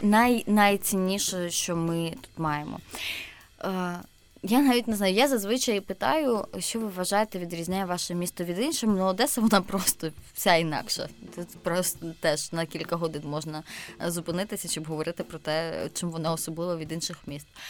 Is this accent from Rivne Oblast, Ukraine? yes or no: no; Zaporizhzhia, Zaporizhzhia Oblast, Ukraine; я з Запоріжжя, у нас Запорізька область